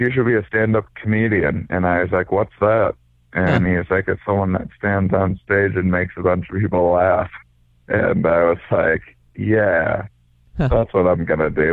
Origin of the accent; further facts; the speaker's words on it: La Crosse, Wisconsin, United States; moved away; I'm from Wisconsin originally